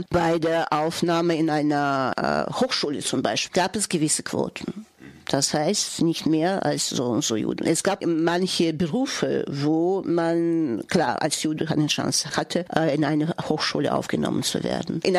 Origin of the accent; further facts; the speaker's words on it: Ukraine; ich spürte es mit meiner eigenen Haut, diesen Antisemitismus im Land, wo ich herkomme. Aber nochmals wiederhole ich, dass äh, ich es das nicht eben mit der Ukraine verbinde dass es so Antisemitismus gab, weil ich mich mehr mit der UdSSR identifiziere.